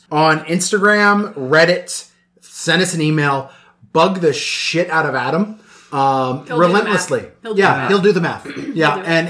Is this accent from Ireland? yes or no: yes; Ireland; Fucking, I'm Irish. I would choose potatoes.